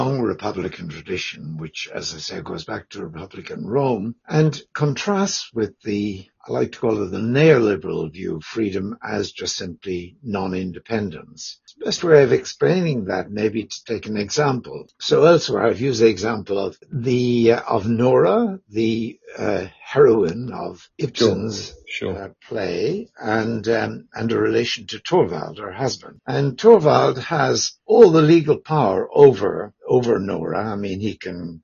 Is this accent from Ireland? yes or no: yes; Ireland; moved away as an adult; also born or lived in Belfast / Dublin / Cambridge / Canberra; I'm Irish by background